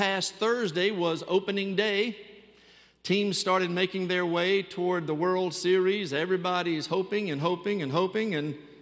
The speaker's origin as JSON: {"language": "English", "town": "Mobile", "region": "Alabama", "country": "United States", "tie": "born or raised there", "said": "I grew up in Mobile, Alabama. That's hometown for me."}